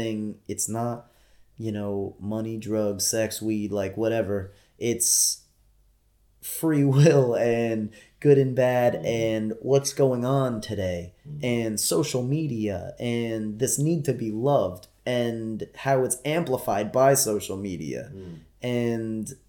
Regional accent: United States; being an American citizen

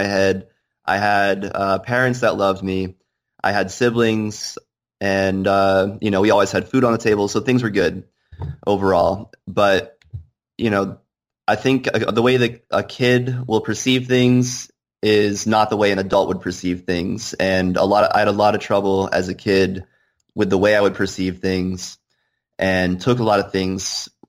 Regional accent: Bar Harbor, Maine, United States; I grew up in Bar Harbor, Maine

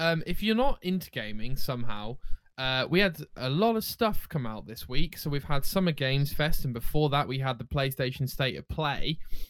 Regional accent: United Kingdom; We're British, maybe?

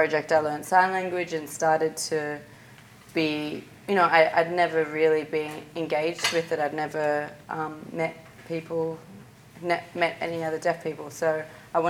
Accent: Sydney, New South Wales, Australia; I'm from Sydney

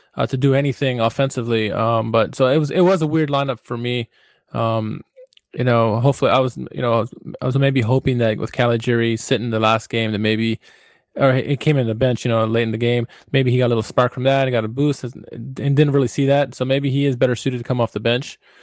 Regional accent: Washington, District of Columbia, United States; it's my hometown

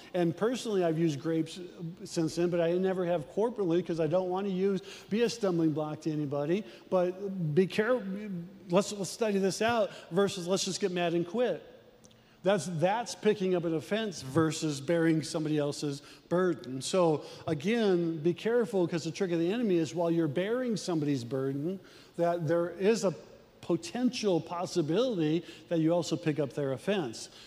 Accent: Midwest, United States; We're from the Midwest

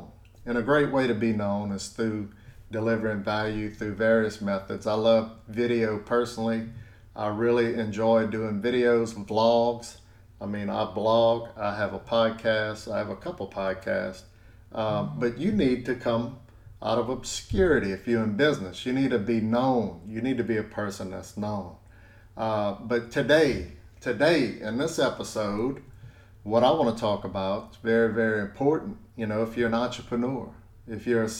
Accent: South Louisiana, United States; I'm from South Louisiana

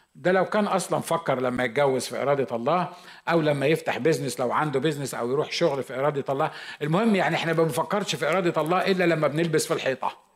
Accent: Egypt; moved away as an adult; now in United States; أنا مصري

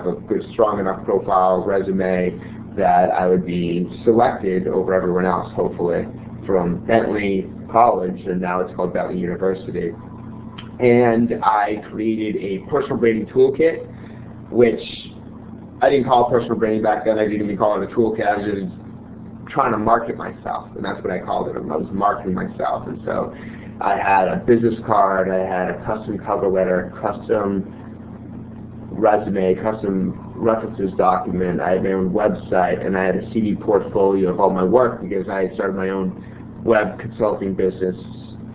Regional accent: Newton, Massachusetts, United States; I'm originally from Newton, Massachusetts

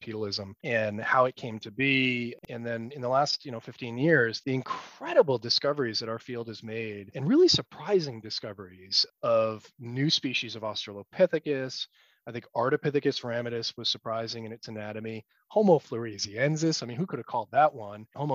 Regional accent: United States; as an American scientist

